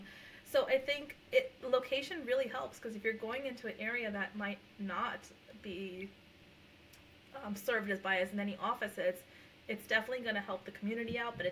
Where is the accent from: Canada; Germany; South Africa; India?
India; first language Punjabi; I'm not Hispanic. I'm Indian, and I also speak my language, which is Punjabi.